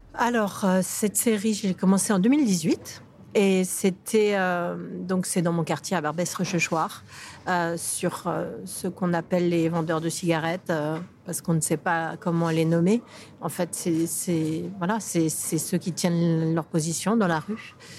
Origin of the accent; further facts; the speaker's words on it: Paris, Île-de-France, France; je, suis française, je suis parisienne, euh, donc c'est mon quartier